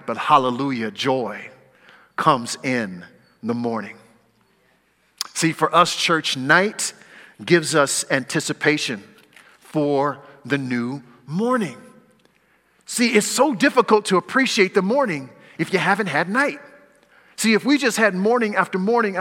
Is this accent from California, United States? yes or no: yes; California, United States; now in Pacific Northwest, United States; I was raised in California, since I've been in the Northwest, which is now the majority of my life